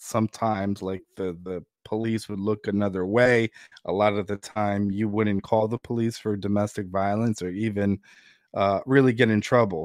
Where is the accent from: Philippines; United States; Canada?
United States; New Jersey; born or raised there; also born or lived in Ukraine